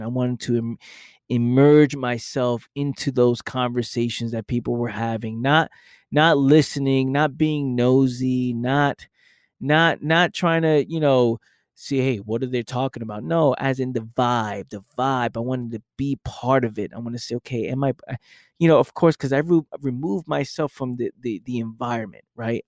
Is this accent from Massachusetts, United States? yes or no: no; New York City, New York, United States; I came from that environment, the fact that I know what just growing up in the Bronx is like